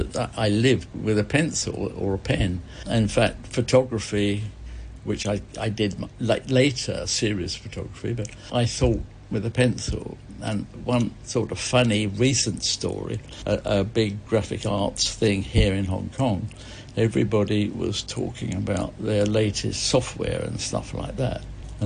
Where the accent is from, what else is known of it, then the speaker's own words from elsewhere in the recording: East Barnet, London, United Kingdom; In Hertfordshire. In East Barnet.